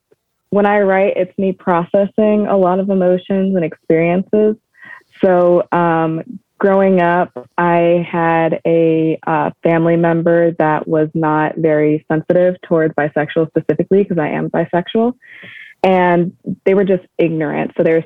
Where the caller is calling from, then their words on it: Sacramento, California, United States; I'm calling from Northern California in Sacramento.